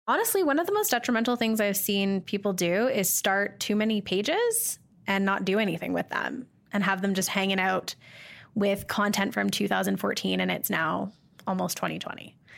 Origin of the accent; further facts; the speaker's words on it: Calgary, Alberta, Canada; I'm from Calgary